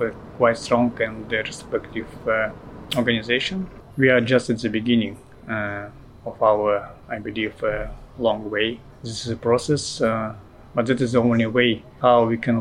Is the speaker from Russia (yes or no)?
yes; Russian Eastern Siberia, Russia; I came from Russian Eastern Siberia. My people community is Udege